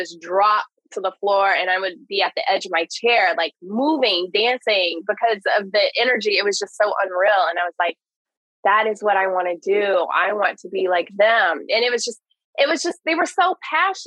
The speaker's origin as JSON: {"language": "English", "region": "the South", "country": "United States", "tie": "born or raised there", "said": "I grew up in the South."}